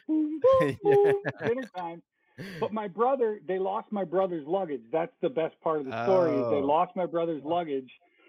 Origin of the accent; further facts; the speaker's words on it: Minnesota, United States; born there; And I was born in Minnesota, and all my siblings were born in Minnesota, come to think of it. So we're all Minnesota people, but we moved to Florida.